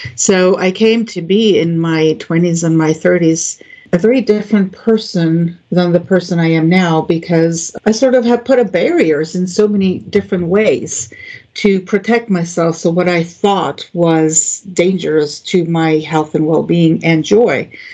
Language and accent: English; Greece; moved away as an adult; also born or lived in Florida; now in United States; I grew up in Greece